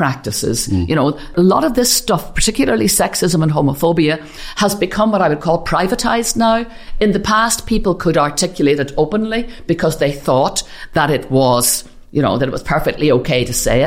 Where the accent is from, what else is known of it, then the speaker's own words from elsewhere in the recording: Belfast, Northern Ireland, United Kingdom; I grew up in Ardoyne, one of the most deprived parishes areas in Northern Ireland